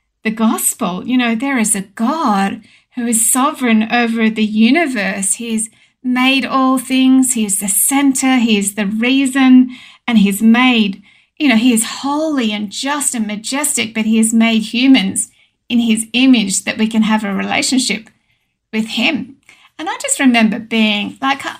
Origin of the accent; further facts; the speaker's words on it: Sydney, New South Wales, Australia; now in Oberon, Australia; I was actually born and raised in Epping, in a little sort of suburban house on a quarter acre block